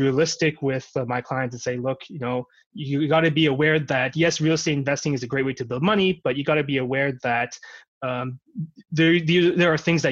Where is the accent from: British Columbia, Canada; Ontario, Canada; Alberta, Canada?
British Columbia, Canada; Vancouver; I grew up in Vancouver for pretty much my entire life.